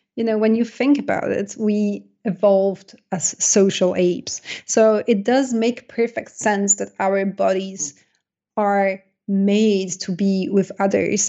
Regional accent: Poland; accent: Polish; English is a second language; moved away; I was born in Poland, and, uh, I, I grew up in Poland.

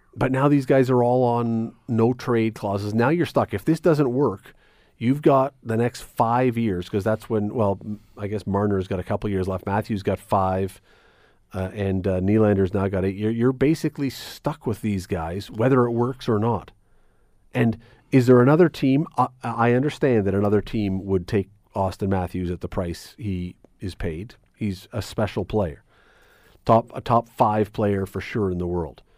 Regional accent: Toronto, Ontario, Canada; I grew up in Toronto

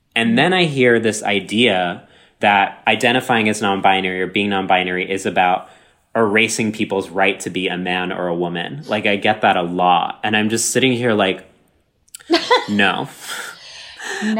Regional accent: Texas, United States; My entire life growing up in Texas

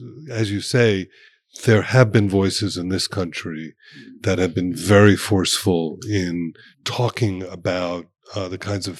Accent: Miami Beach, Florida, United States; Well, you know, I grew up on Miami Beach.

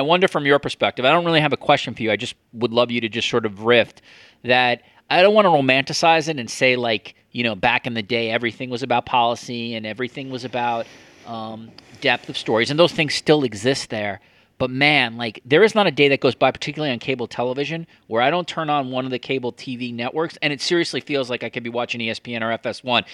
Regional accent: United States; moved away as an adult; now in Canada; since I moved to Canada, and I, I have a little bit of an outsider perspective now as an American in another country

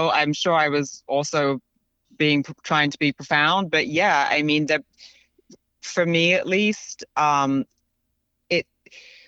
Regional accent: London, United Kingdom; moved away; also born or lived in Paris / New York; I grew up in London.

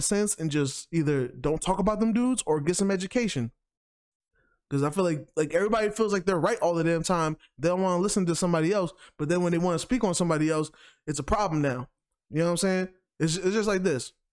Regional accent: New York, United States; as a New Yorker

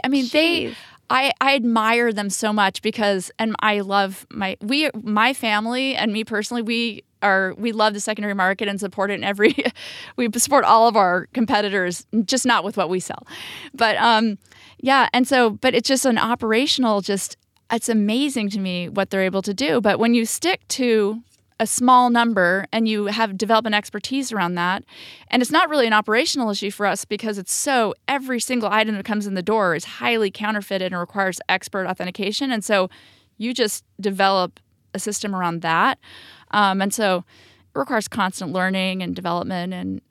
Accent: California, United States; now in New York City, United States; we're like from California and everything is so easy and close.

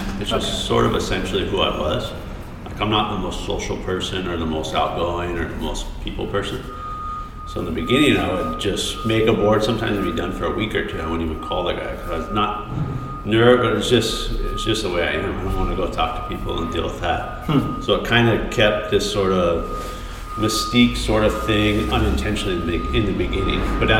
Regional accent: Colorado, United States; Colorado's cool, you know. I grew up there. I was the only one in my family not born in California. So we had a lot of California ties.

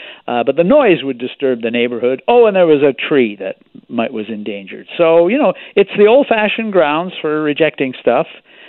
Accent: Victoria, British Columbia, Canada; In my hometown, Victoria

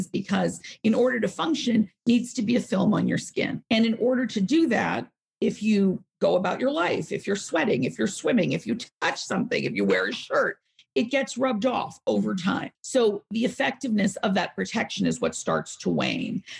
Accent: New York, United States; I'm from New York.

